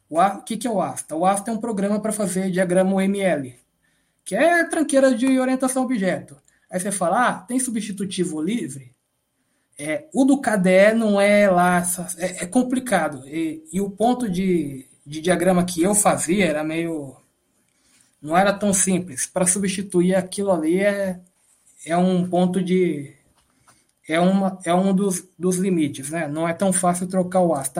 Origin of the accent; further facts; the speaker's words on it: São Paulo, Brazil; Eu estudei num colégio público aqui de São Paulo